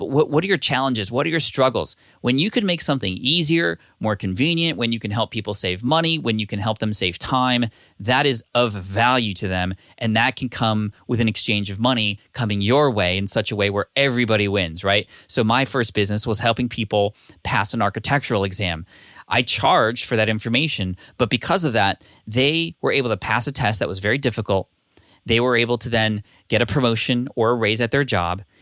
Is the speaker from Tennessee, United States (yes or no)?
no; California, United States; also born or lived in Connecticut / Berkeley; now in San Diego, United States; I spent most of my life in California, but I was born in Connecticut.